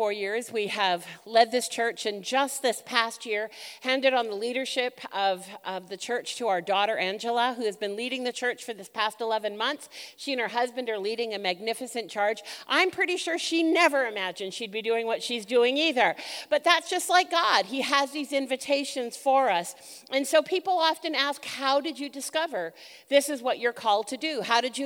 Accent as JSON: {"language": "English", "town": "Vancouver", "region": "British Columbia", "country": "Canada", "tie": "born or raised there", "said": "born and raised, I'm a Vancouver girl, born and raised in Canada"}